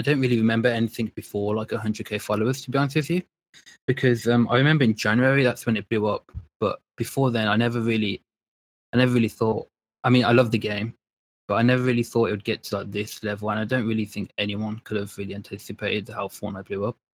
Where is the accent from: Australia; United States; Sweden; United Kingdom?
United Kingdom; Birmingham, West Midlands; also born or lived in London; I was, uh, born in London and then now I was raised in Birmingham in, uh, the U K